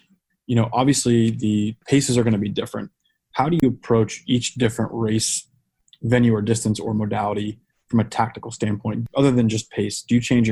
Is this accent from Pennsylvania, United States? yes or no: no; Colorado, United States; moved away; also born or lived in the South (US); I grew up in Colorado, which is dry and is not very hot. And then I moved to the South